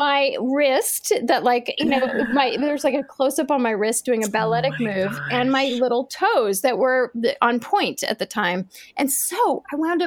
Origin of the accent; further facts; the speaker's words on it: New York, United States; moved away; I grew up in New York